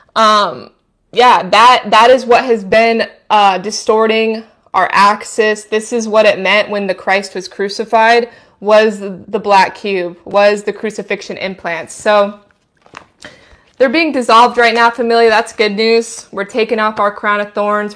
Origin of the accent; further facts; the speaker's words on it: Idaho, United States; I'm from Idaho. I'm not from big cities